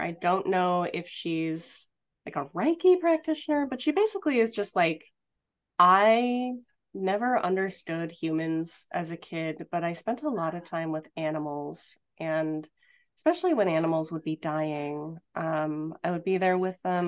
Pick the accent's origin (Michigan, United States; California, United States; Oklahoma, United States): California, United States; outside Los Angeles, Southern; I grew up outside Los Angeles in Southern California